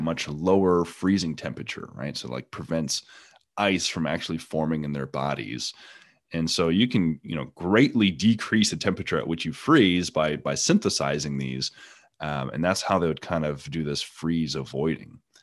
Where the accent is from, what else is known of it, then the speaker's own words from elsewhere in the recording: Canada; now in East Texas, United States; I'm originally from Canada